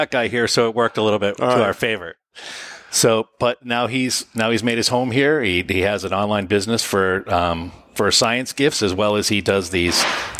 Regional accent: Methuen, Massachusetts, United States; moved away as an adult; now in New Hampshire, United States; I'm actually from Methuen myself. I moved to the 603 a little over 20 years ago.

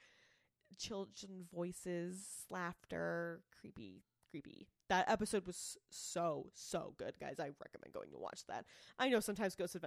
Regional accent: Massachusetts, United States; I'm from Massachusetts

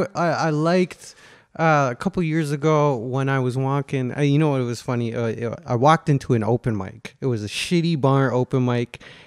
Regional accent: Ontario, Canada; born or raised there; also born or lived in Calgary, Alberta

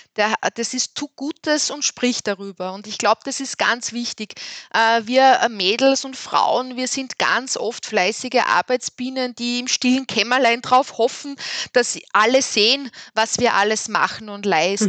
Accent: Upper Austria, Austria; als Oberösterreicherin

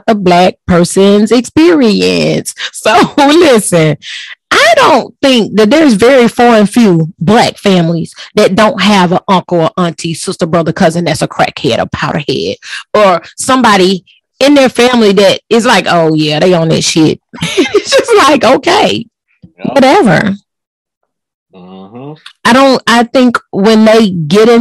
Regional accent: Texas, United States; I'm from Texas

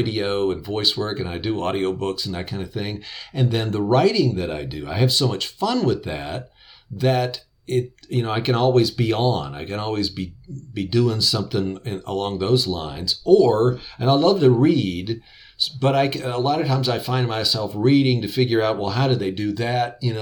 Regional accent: West Virginia, United States; I grew up in West Virginia

